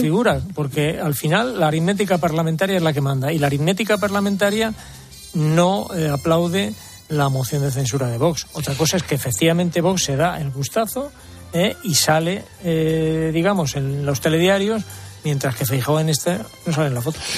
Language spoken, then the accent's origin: Spanish; Madrid, Community of Madrid, Spain; yo no cambio mi Madrid por nada